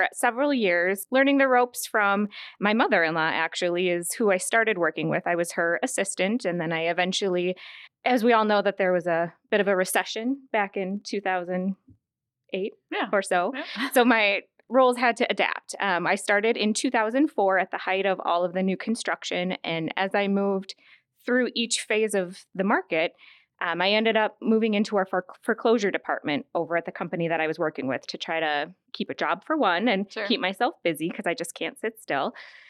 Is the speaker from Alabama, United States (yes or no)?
no; Chaska, Minnesota, United States; also born or lived in Waconia; I grew up in Chaska, so I've been a Carver County resident my whole life. I currently live out in Waconia, went to Chaska High School